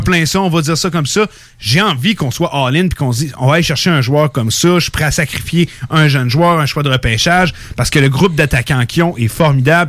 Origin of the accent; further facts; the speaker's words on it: Canada; je suis né au Canada, j'ai grandi en regardant le hockey